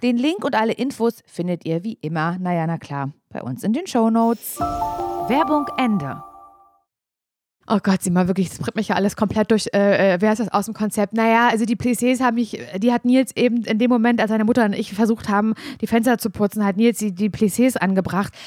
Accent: Parchim, Mecklenburg-Vorpommern, Germany; moved away; hier sitze ich halt als ein im Jugendschreibtisch in Parchim in meiner Heimatstadt

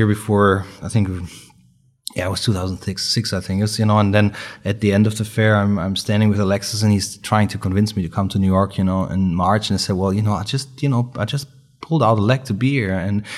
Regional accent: Germany; English is a second language; We're from Germany, of course, it was much easier for us to get in.

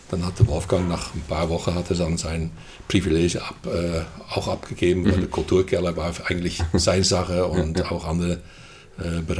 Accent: Netherlands; moved away as an adult; now in Germany; Ja, ich komme aus den Niederlanden. Hm. Ja, oder lieber gesagt Holland, hm. weil ich komme tatsächlich aus Holland.

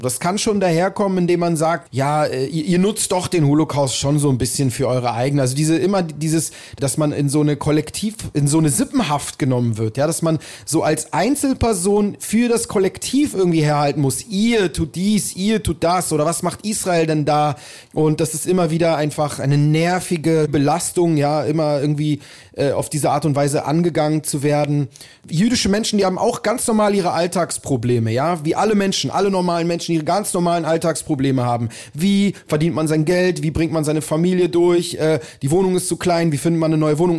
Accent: Berlin, Germany; ich bin halt hier in Berlin aufgewachsen

